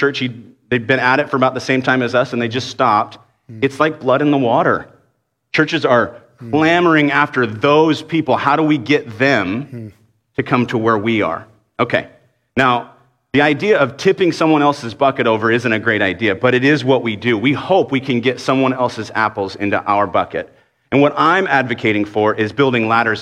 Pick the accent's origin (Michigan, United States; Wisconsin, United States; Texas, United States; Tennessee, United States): Texas, United States; Dallas; I grew up in Dallas